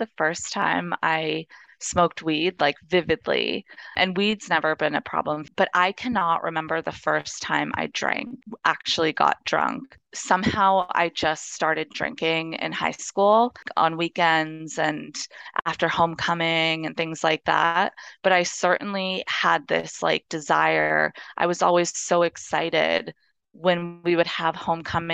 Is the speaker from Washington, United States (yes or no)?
no; Los Angeles, California, United States; I grew up in Los Angeles. I'm born and raised here.